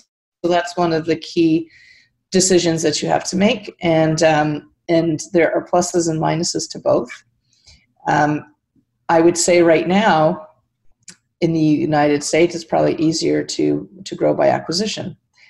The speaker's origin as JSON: {"language": "English", "country": "Canada", "said": "my business partner we're both dual citizens, we're both Canadian"}